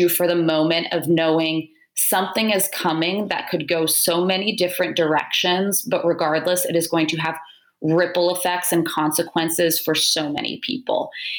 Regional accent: Sacramento, California, United States; moved away as an adult; also born or lived in Virginia; now in Washington, D.C., United States; So I'm originally from California, Sacramento, to be precise. I went to school in Virginia, have been in Washington, D.C. for the better portion of a decade.

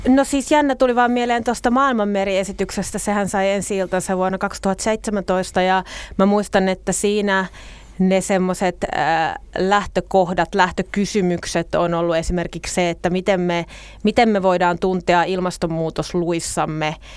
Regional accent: Nastola, Päijät-Häme, Finland; nastolalaisena on itse syntynyt Nastolassa

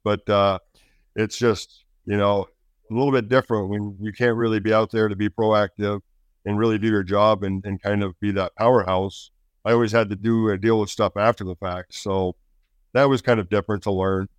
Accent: Alaska, United States; also born or lived in California; My dad was a state game warden in California, and then went federal, so we transferred to Alaska.

